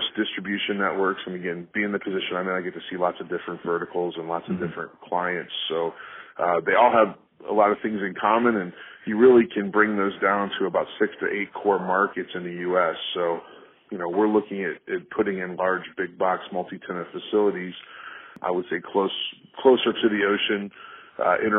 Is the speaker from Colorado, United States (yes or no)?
no; Chicago, Illinois, United States; also born or lived in St. Louis; I grew up in the Chicagoland area for the most part